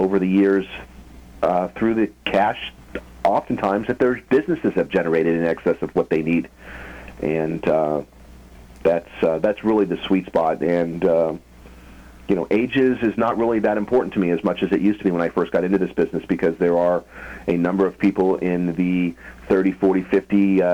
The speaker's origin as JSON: {"language": "English", "town": "Phoenix", "region": "Arizona", "country": "United States", "also_born_or_lived": "Tucson, Arizona", "moved": "as an adult", "lives_now": "Los Angeles, United States", "said": "I'm from Phoenix, Arizona"}